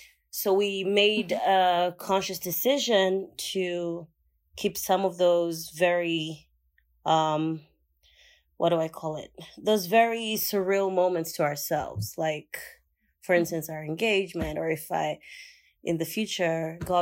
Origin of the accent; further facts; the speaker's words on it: Uganda; I'm from Uganda. I'm 31 years old, and I am a med tech entrepreneur.